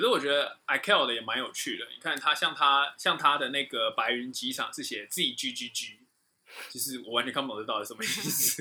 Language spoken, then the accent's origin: Chinese; Taoyuan, Taiwan; 对我对我这个就是就是土生土长的人